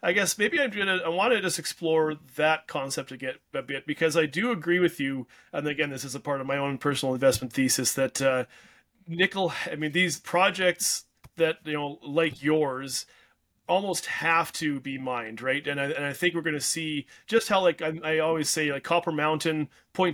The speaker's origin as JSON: {"language": "English", "country": "Canada", "said": "I'm a Canadian"}